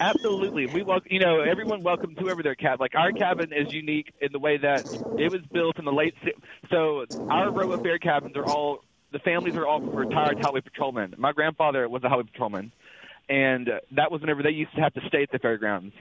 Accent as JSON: {"language": "English", "town": "Philadelphia", "region": "Mississippi", "country": "United States", "said": "I'm from Philadelphia, Mississippi, but I am in Little Rock now because I'm a truck driver"}